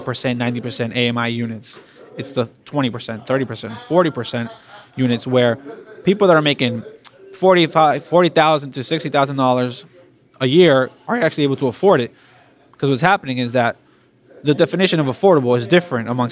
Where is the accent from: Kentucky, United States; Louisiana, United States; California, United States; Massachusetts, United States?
Massachusetts, United States; Boston; born and raised here in Boston. My parents are from the Dominican Republic originally, and I was raised in Charlestown, Boston